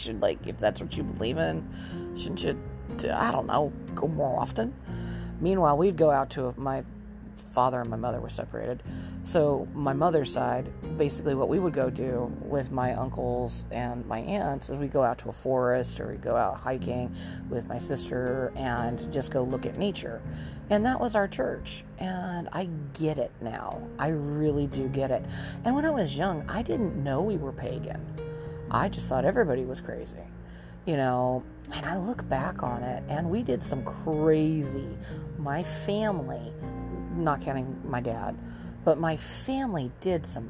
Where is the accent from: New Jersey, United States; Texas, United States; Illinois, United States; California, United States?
California, United States; Southern; born or raised there